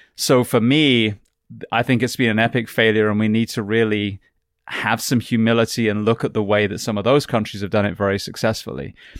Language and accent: English; England, United Kingdom; moved away; the healthcare that I grew up with in England